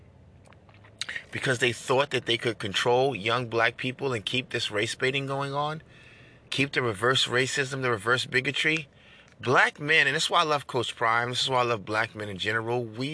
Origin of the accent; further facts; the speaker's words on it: New York, United States; I'm from New York